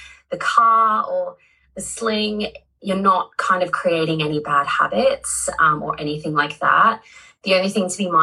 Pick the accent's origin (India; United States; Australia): Australia; now in United Kingdom; I'm Australian, but I live in the UK.